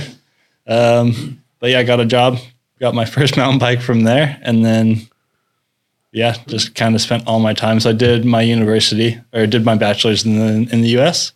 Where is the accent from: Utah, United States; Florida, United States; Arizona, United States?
Utah, United States; Salt Lake City; moved away as an adult; now in Norway; I'm originally I'm from Salt Lake City, Utah.